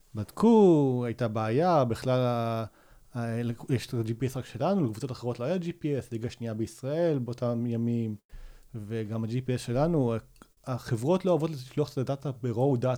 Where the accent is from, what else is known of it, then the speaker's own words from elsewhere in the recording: Rosh HaAyin, Central District, Israel; גדלתי בראש העין